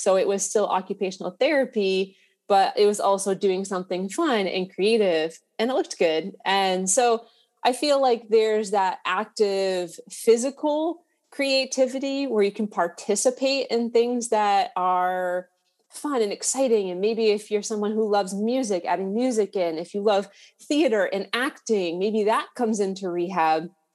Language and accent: English; Massachusetts, United States; I'm from Massachusetts